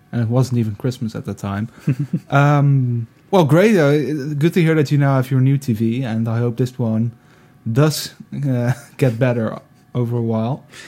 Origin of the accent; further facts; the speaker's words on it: Netherlands; also born or lived in Eindhoven; I'm from the Netherlands. I live in Eindhoven